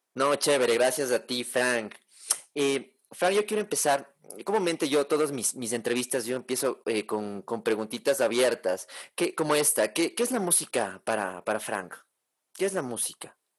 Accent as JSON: {"language": "Spanish", "country": "Ecuador", "tie": "born or raised there", "said": "yo soy ecuatoriano de nacimiento, mis papás son ecuatorianos y todo"}